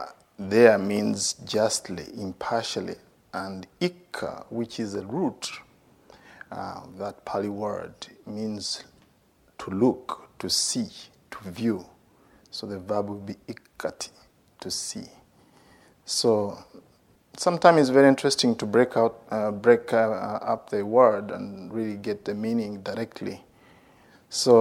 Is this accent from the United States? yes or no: no; Uganda; I'm from Uganda